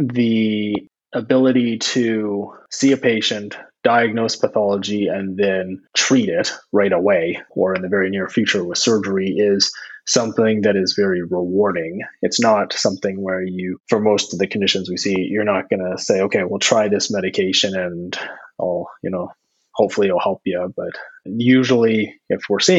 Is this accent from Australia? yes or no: no; Ontario, Canada; moved away as an adult; now in New Brunswick, Canada; I'm not actually from New Brunswick. I'm from Ontario